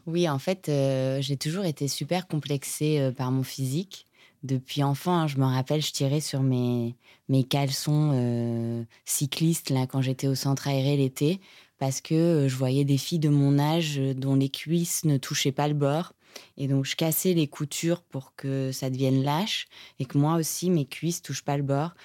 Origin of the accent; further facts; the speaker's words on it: Monaco; je viens de Monaco